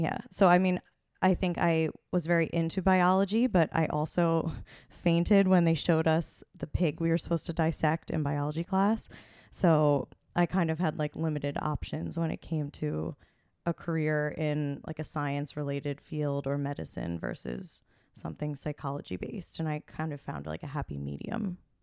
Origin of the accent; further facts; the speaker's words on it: Hunterdon County, New Jersey, United States; I am originally from New Jersey.